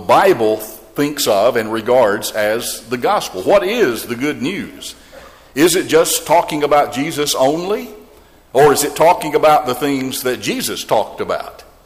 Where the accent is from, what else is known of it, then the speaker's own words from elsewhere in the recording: Georgia, United States; my home state of Georgia